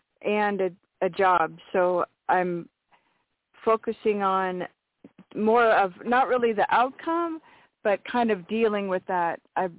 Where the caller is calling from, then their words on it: Washington, United States; From Washington State.